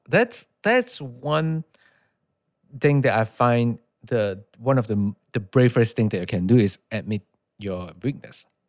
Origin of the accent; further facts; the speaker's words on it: Malaysia; English is a second language; moved away as an adult; now in United States; I'm from Malaysia